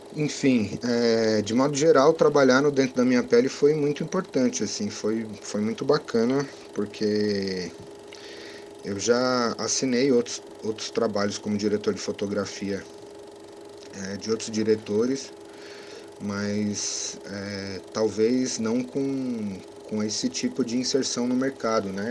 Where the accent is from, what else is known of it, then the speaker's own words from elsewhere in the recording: São Paulo, Brazil; also born or lived in Bexiga, São Paulo; sou nascido e criado na Zona Sul, especificamente no bairro da Piraporinha, no Embuimirim